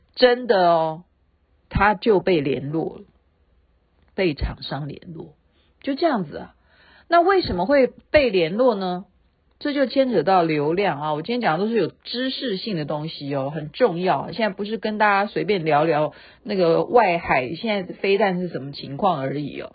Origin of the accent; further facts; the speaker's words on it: Taiwan; 我们台湾人